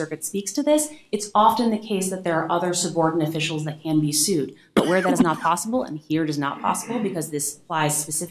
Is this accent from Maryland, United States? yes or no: yes; Baltimore, Maryland, United States; I was born and bred in Baltimore.